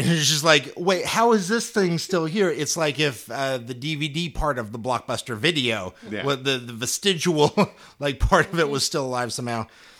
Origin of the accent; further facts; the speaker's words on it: Salina, Kansas, United States; my hometown of Salina